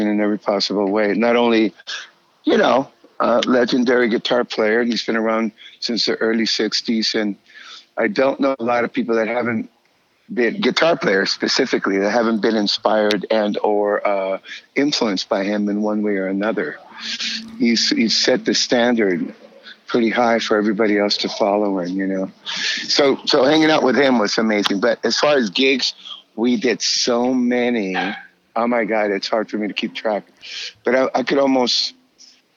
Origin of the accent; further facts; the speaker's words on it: California, United States; I'm from California. You know, we actually live in Orange County, which is where Disneyland is.